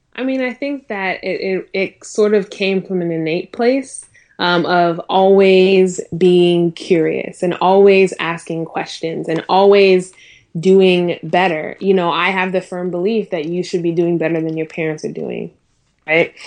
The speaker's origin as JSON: {"language": "English", "town": "Durham", "region": "North Carolina", "country": "United States", "tie": "born or raised there", "also_born_or_lived": "Minnesota", "said": "I moved over to, um, North Carolina, uh, when I was nine"}